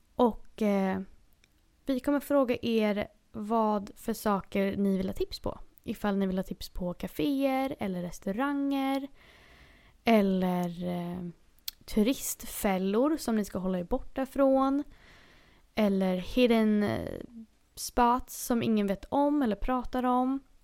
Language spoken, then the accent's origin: Swedish; Sweden; moved away as an adult; now in Los Angeles, United States; jag är svensk